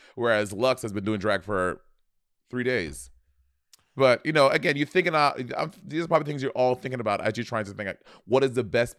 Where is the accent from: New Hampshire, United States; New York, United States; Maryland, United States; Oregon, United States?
New York, United States; New York City; And growing up in New York City, bitch, we were bad kids.